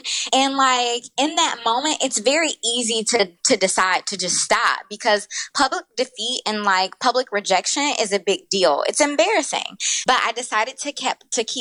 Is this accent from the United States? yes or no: yes; Detroit, Michigan, United States; moved away as an adult; also born or lived in Brooklyn, New York; I'm originally from Detroit. I grew up in Detroit